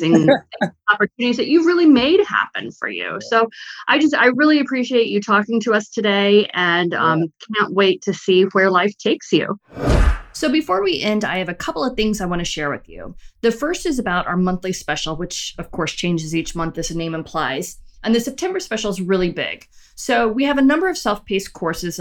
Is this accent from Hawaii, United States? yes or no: no; Chicago, Illinois, United States; moved away as an adult; also born or lived in North Carolina; I lived in Chicago my whole life until after we had Sam